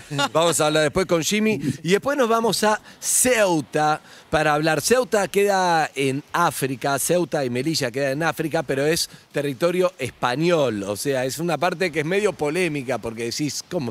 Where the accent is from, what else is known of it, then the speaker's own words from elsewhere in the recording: Argentina; como argentinos